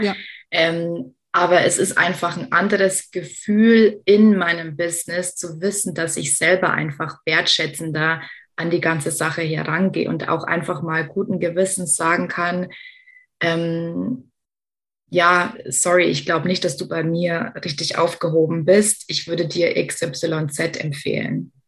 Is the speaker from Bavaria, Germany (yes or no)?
yes; Lower Bavaria, Germany; Als äh, gebürtige Niederbayerin habe ich den Dialekt verstanden